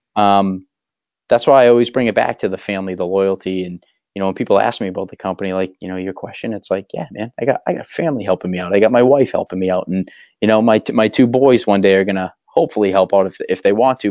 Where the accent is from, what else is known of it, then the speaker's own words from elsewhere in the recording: Waltham, Massachusetts, United States; I grew up in Waltham.